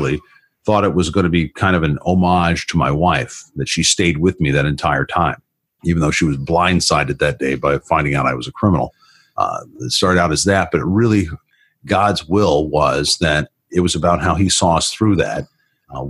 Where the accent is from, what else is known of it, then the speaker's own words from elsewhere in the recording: Florida, United States; moved away; also born or lived in Colorado; I grew up in the South in Florida